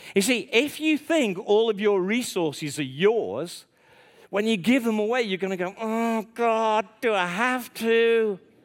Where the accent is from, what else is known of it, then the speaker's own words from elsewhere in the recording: Stoke-on-Trent, West Midlands, United Kingdom; I'm from Stoke on Trent